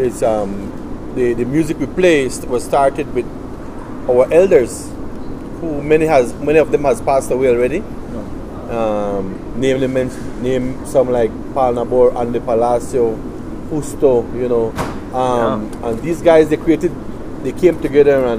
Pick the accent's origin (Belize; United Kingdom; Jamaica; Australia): Belize; We're from Belize, Central America.